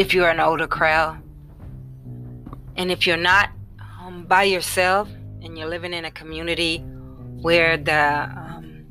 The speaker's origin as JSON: {"language": "English", "town": "Indianapolis", "region": "Indiana", "country": "United States", "tie": "born or raised there", "said": "Indianapolis, my hometown, and where I reside"}